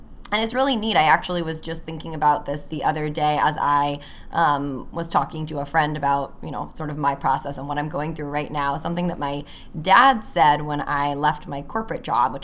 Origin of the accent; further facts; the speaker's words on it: California, United States; moved away as an adult; now in Chicago, United States; I'm from California. I moved to Chicago after I graduated college almost 6 years ago